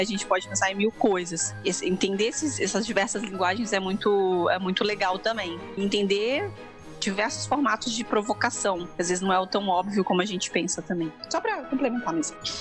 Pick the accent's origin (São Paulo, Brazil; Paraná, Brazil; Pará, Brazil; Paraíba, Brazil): São Paulo, Brazil; interior of; also born or lived in Minas Gerais; eu sou mineira, mas cresci no interior de São Paulo